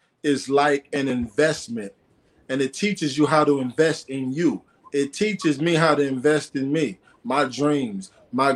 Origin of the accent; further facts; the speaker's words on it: Aurora, Illinois, United States; I was the first rapper in the city that I'm from, a few minutes outside of Chicago. I'm from Aurora, Illinois